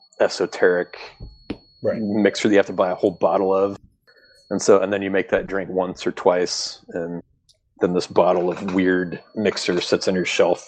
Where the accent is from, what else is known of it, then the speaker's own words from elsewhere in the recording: Fort Wayne, Indiana, United States; also born or lived in Springfield, Illinois; Born in Springfield, Illinois, but grew up in Fort Wayne, Indiana.